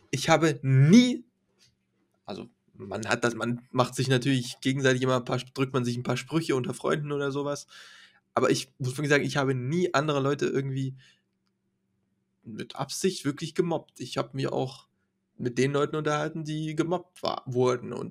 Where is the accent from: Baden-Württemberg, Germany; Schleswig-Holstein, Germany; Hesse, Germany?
Schleswig-Holstein, Germany; Lübeck; Schleswig-Holstein, aus Lübeck komme ich.